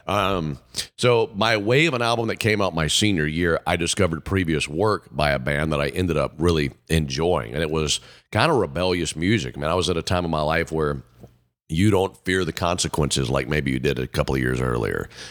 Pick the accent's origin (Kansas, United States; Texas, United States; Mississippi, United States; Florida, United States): Mississippi, United States; how I grew up in Mississippi